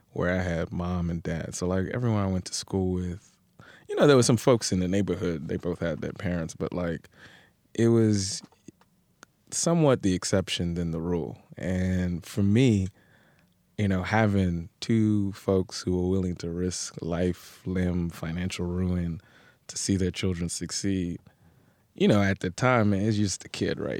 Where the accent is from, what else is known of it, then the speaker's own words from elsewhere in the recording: New York City, New York, United States; also born or lived in Brooklyn; I grew up in Queens, Elmhurst, man, Elmhurst